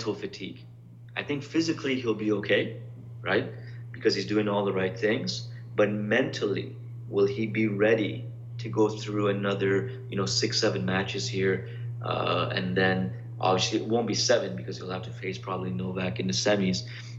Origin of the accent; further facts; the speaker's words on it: Canada; I'm Canadian